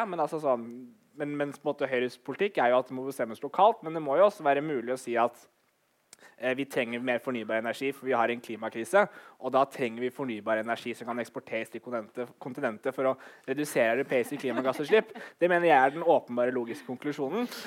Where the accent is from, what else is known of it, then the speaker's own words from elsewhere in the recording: Oslo, Norway; now in Bergen, Norway; jeg som er 26 år, født og oppvokst i Oslo, flyttet til Bergen.